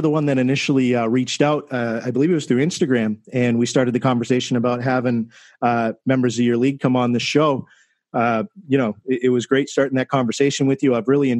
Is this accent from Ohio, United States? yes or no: no; Massachusetts, United States; now in Florida, United States; I grew up in Massachusetts cheering for the Red Sox. I'm here in Florida now.